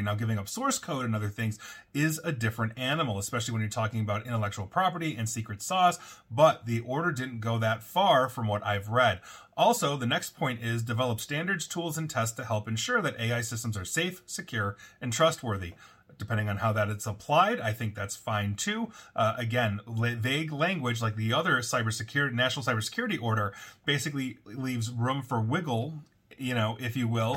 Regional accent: United States; citizens of the United States

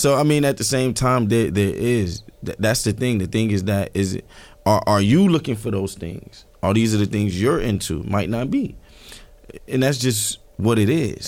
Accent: New York City, New York, United States; I'm from Marcy Projects.

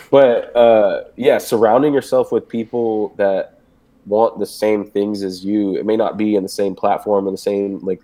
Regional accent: Houston, Texas, United States; I'm from Houston, where it's like, it's pretty chill

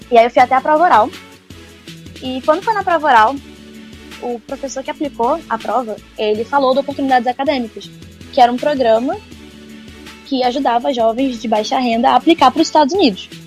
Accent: Manaus, Amazonas, Brazil; also born or lived in Rio de Janeiro, Brazil; É, eu nasci no Rio de Janeiro e com dois anos, meu pai foi, quando eu tinha dois anos, meu pai foi transferido para Manaus ele é da Marinha.

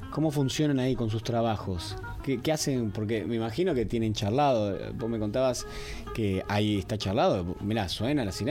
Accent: Argentina; somos, todavía no estamos desarrollando como pueblo, digo en general como Argentina, ¿no? Digo, somos un país joven.

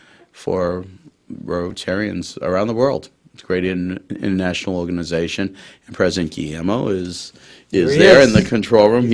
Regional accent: Malden, Massachusetts, United States; growing up in Malden, the Malden community, Malden nonprofits were very, very good to me

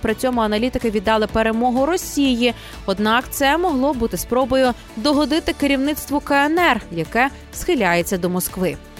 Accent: Ukraine; українці, ми незламні

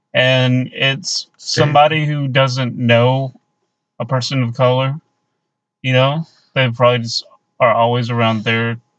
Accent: the South, United States; we grew up in the South.

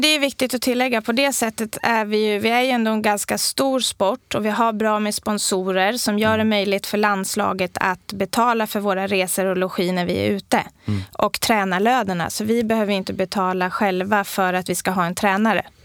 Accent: Sweden; man är stolt över sitt land och att vara svensk

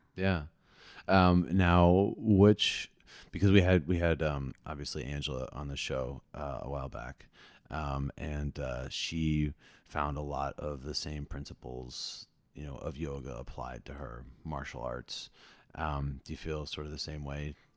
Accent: New Jersey, United States; I am from New Jersey

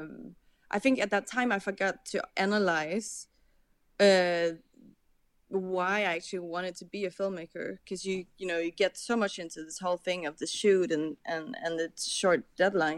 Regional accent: Copenhagen, Capital Region of Denmark, Denmark; I'm grown up with my parents showing me all these old Danish, because I'm from Copenhagen

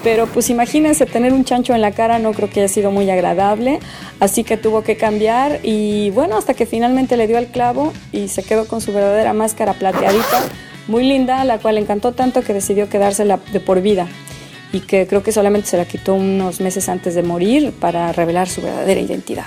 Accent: Mexico; como buena mexicana

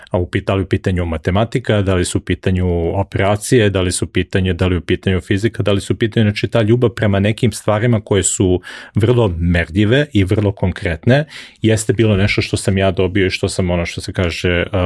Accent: Belgrade, Serbia; moved away as an adult; also born or lived in United States; now in United Arab Emirates; Ja sam odrastao, rođen sam i odrastao sam u Beogradu na Dorčelu, tamo sam proveo zapravo najveći deo svog nekog dečaštva, mladog vremena, odatle sam išao na fakulte, znači prvi 25-6 godina svog života sam ja zapravo proveo, proveo tamo.

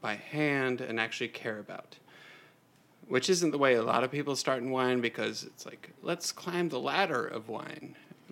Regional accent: Cincinnati, Ohio, United States; I was born and raised in Cincinnati, Ohio, a place that is very close to my heart

